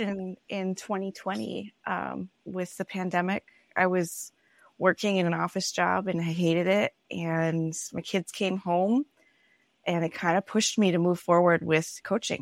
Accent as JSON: {"language": "English", "town": "Minneapolis", "region": "Minnesota", "country": "United States", "also_born_or_lived": "Denver", "moved": "as an adult", "said": "I'm from Minneapolis, Minnesota."}